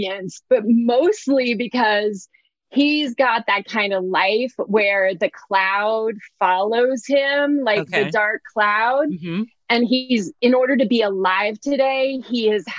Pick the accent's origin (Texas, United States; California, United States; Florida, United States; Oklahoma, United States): California, United States; Oakland; I grew up, I was born in Oakland, California